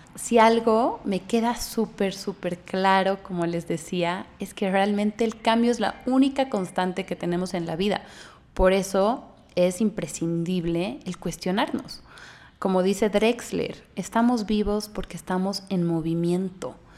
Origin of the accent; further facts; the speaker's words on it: Bolivia; moved away as an adult; now in Mexico; Yo soy boliviana, eh, vivo en México hace casi dos años